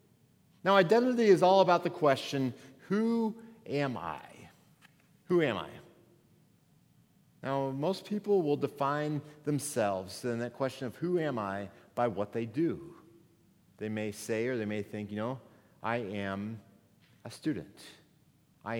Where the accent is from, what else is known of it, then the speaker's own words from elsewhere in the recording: Missouri, United States; moved away as an adult; also born or lived in Minnesota; I moved from Missouri, where I grew up to Minnesota, 8 hours away from my home.